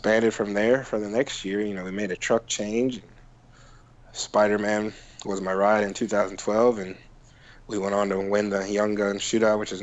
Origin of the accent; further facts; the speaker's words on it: Cleveland, Ohio, United States; moved away as an adult; now in Florida, United States; I'm originally from Cleveland, so yeah. I know all about the snow, and I moved when I was 19 to Florida